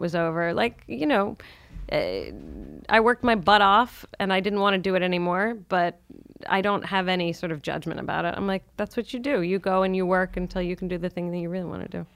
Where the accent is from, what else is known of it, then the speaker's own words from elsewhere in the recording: San Francisco, California, United States; now in New York, United States; I grew up in San Francisco